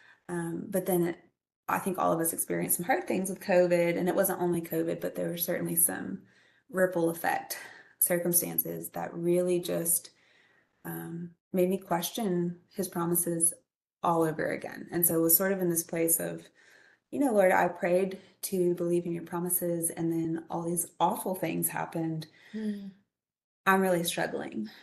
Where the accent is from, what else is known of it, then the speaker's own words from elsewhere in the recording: Greenville-Spartanburg area, South Carolina, United States; I grew up in Greenville-Spartanburg area